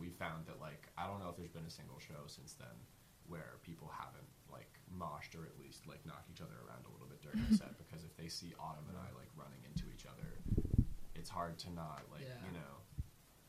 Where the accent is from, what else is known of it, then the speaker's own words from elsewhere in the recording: Alexandria, Virginia, United States; now in Philadelphia, United States; we're all from Virginia. We're from Alexandria, Virginia, which is, like, 3 hours north of Richmond